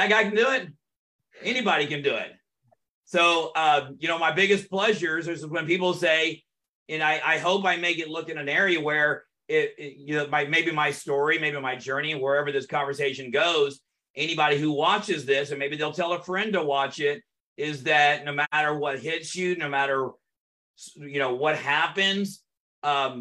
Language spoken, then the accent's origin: English; North Texas, United States; also born or lived in Orange County, California; And then my dad moved us back to Texas, and I grew up throughout those years in North Texas. Went to high school, a little bit of elementary, middle school, high school in North Texas.